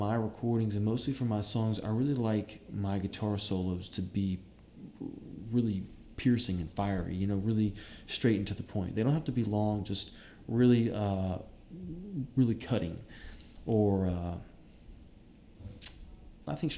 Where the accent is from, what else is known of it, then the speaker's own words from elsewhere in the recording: Savannah, Georgia, United States; moved away as an adult; also born or lived in Atlanta, Georgia; now in New York, United States; I'm from Savannah, Georgia. I lived in Atlanta for a little while, and I moved to New York about 3.5 years ago